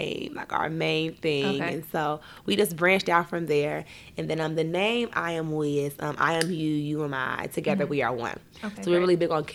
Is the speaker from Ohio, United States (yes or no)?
yes; Dayton, Ohio, United States; growing up in Dayton, Ohio, it's a pretty small town.